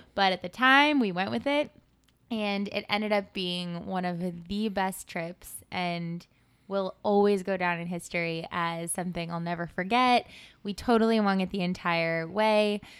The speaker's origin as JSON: {"language": "English", "town": "Santa Monica", "region": "California", "country": "United States", "also_born_or_lived": "Rhode Island", "moved": "as an adult", "lives_now": "New York City, United States", "said": "I am from Santa Monica, California, and I moved out to the East Coast when I went to college at the University of Rhode Island"}